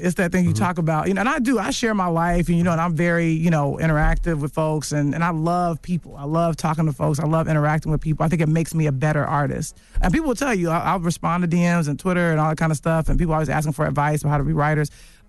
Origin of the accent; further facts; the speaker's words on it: Chicago, Illinois, United States; Funny, we're both from Chicago, funny enough, and born in the same month, same year.